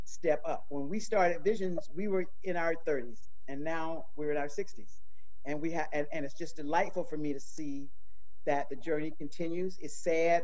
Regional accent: Eastern North Carolina, United States; I grew up in Eastern North Carolina in the 50s

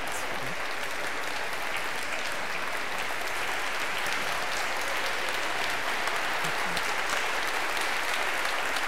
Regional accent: Dallas, Texas, United States; I grew up in Dallas, Texas

